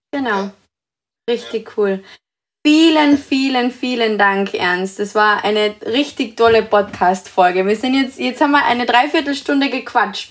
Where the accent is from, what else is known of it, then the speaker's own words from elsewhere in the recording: Carinthia, Austria; ich bin aus Österreich, aus Kärnten